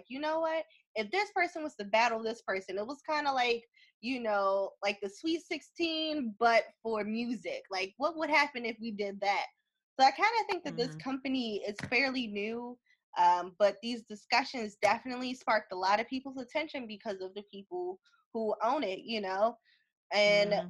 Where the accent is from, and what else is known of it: East Coast, United States; also born or lived in California